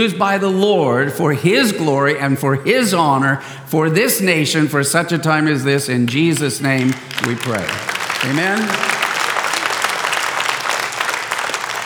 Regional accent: San Diego, California, United States; I was born and raised in San Diego

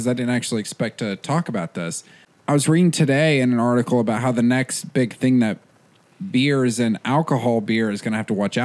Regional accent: Whitwell, Tennessee, United States; I'm from Whitwell

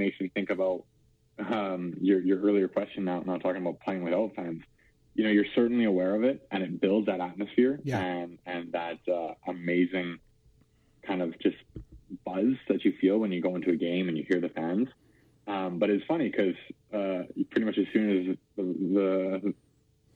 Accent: Calgary, Alberta, Canada; I'm a Calgary boy

